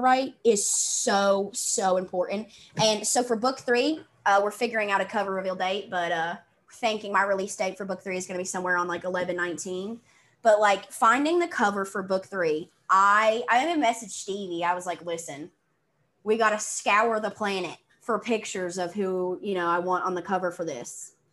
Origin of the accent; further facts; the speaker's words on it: the South, United States; accent: southern; i'm from the south